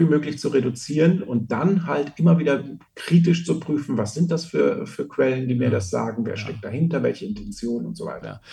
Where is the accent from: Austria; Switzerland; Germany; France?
Austria; bei uns in Österreich